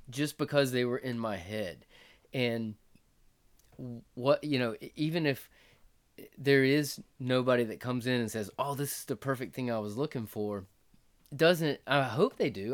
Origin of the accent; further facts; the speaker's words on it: North Florida, United States; moved away as an adult; also born or lived in Costa Rica / Ecuador / Mendoza, Argentina / North Carolina; now in Clinton, South Carolina, United States; we're from Florida, North Florida